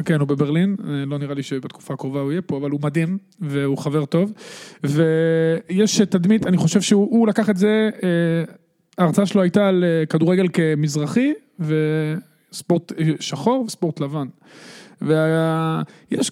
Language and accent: Hebrew; Netanya, Central District, Israel; אני גדלתי בשכונת בן ציון בנתניה